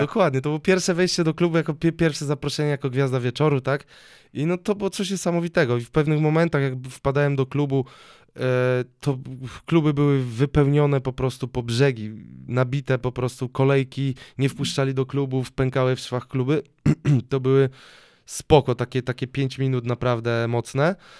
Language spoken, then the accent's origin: Polish; Sosnowiec, Silesian Voivodeship, Poland; moved away; also born or lived in Katowice / Dąbrowa Górnicza / Tuliszków / Toruń; mieszkałem w Sosnowcu yy, u rodziców.